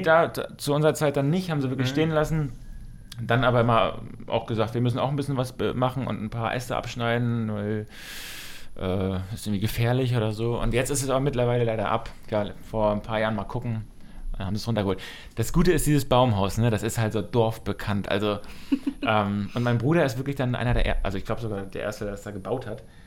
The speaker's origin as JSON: {"language": "German", "town": "Wusterhusen", "region": "Mecklenburg-Vorpommern", "country": "Germany", "tie": "born or raised there", "said": "aus meinem Heimatdorf, auch aus Wusterhusen"}